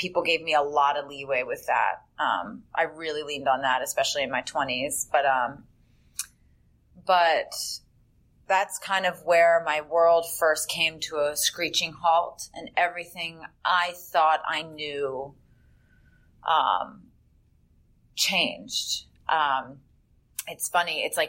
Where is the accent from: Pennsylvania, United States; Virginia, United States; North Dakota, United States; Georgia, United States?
Virginia, United States; Northern; I am originally from Northern Virginia